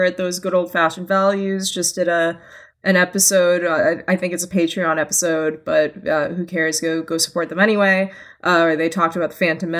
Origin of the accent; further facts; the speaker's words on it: Boston, Massachusetts, United States; I'm also disabled in that I'm from Boston. Being from Boston is a speech disability.